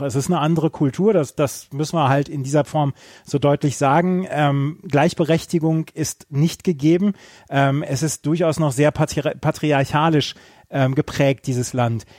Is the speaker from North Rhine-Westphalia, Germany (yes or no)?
yes; Bielefeld, North Rhine-Westphalia, Germany; in meiner Heimat